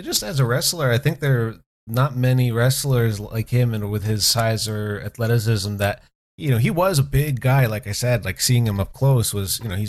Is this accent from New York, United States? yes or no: yes; Schenectady, New York, United States; my hometown in Schenectady, New York